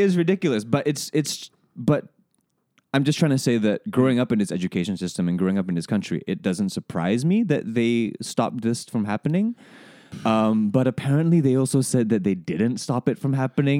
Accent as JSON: {"language": "English", "country": "Singapore", "tie": "born or raised there", "said": "growing up in this education system, growing up in Singapore"}